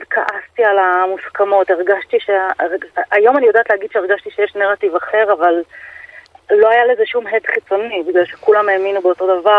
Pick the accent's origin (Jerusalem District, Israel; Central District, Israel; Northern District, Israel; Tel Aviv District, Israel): Jerusalem District, Israel; גדלתי בתחילה, כאילו, עד גיל שבע בהושע, בשכונת גאולה, ואחר כך ברמת שלמה.